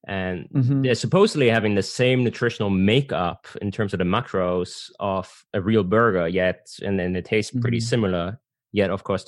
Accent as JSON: {"language": "English", "country": "Germany", "said": "because I'm originally from Germany."}